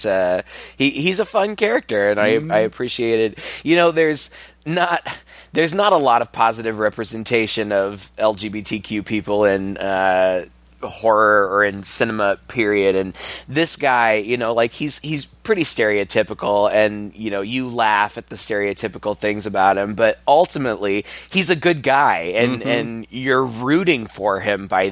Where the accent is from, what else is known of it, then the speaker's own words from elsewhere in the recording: United States; as an American